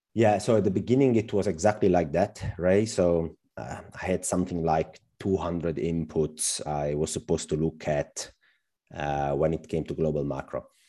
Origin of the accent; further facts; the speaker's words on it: Southern Italy, Italy; moved away as an adult; also born or lived in Germany; I came back to my hometown visiting family